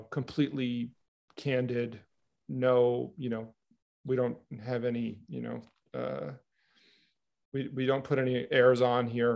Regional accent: New York, United States; I'm from New York.

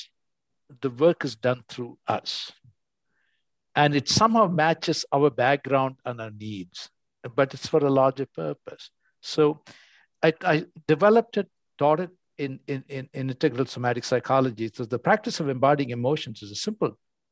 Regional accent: India; moved away; I grew up in India and I came to the West

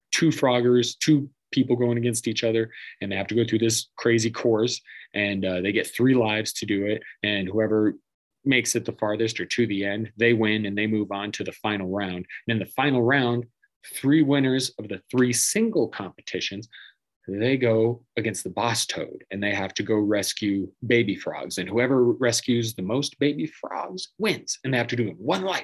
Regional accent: Denver, Colorado, United States; born or raised there; also born or lived in Iowa

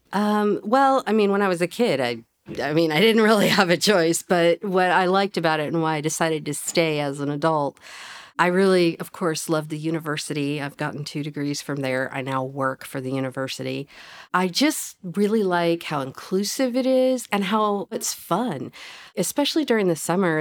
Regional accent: Fayetteville, Arkansas, United States; I consider myself a na-, native Fayettevillean, but I've kinda moved around. We lived in various places in Northwest Arkansas when I was growing up

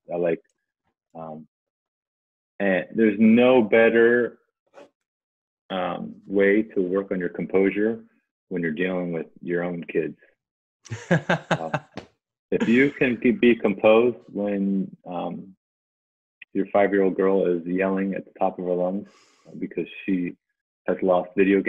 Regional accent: Southeast, United States; I grew up on the East Coast, so I'm Southeast

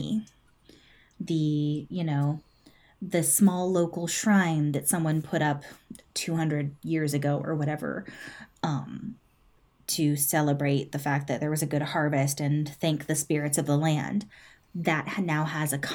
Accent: California, United States; I grew up in California.

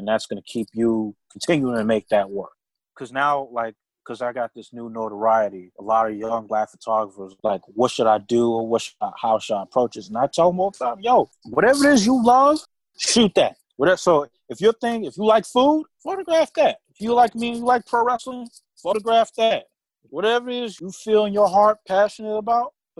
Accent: New York City, New York, United States; I grew up in Brooklyn

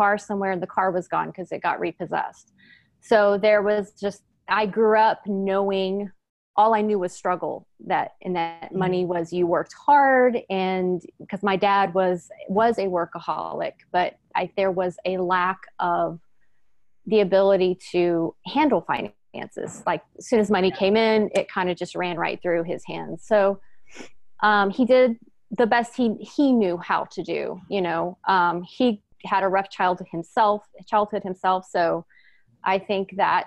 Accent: Houston, Texas, United States; now in East Bay, United States; I was born and raised in Houston, Texas

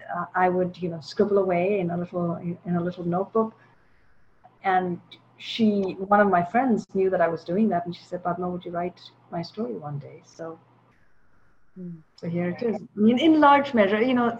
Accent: Chennai, Tamil Nadu, India; moved away as an adult; now in United States; I grew up in Chennai in India for a long time

